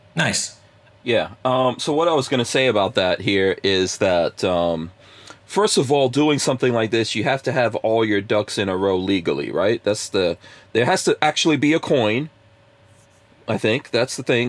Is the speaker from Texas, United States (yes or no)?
yes; Texas, United States; I'm from Texas